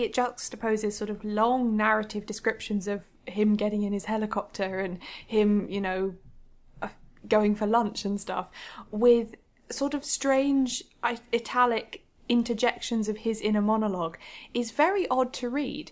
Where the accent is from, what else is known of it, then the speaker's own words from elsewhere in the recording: United Kingdom; we are British